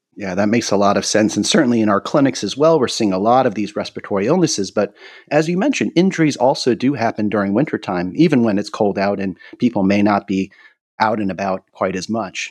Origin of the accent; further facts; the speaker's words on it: North Carolina, United States; we in North Carolina aren't quite as familiar with ice and snow